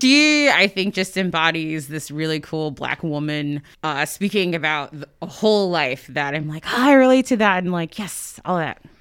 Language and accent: English; Sand Springs, Oklahoma, United States; moved away; also born or lived in Ohio / Washington, D.C.; we lived, um, in Sand Springs, which is uh, I guess a, a suburb of Tulsa